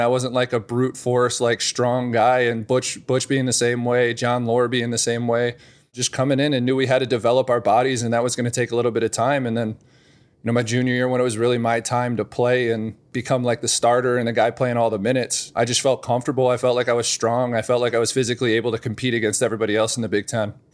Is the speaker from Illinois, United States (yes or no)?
yes; thirty minutes outside of Northwestern, Illinois, United States; moved away as an adult; also born or lived in Wisconsin; I grew up thirty minutes outside of Northwestern